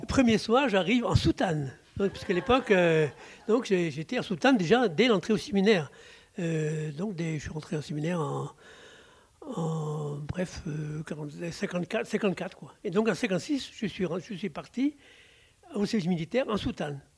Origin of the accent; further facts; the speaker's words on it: Plouzévédé, Brittany, France; also born or lived in Brest; Je suis né à Pouzévédé, c'est tout à côté de, Guiglan, c'est pas loin. À Pouzévédé, et donc mes, parents étaient paysans, petits paysans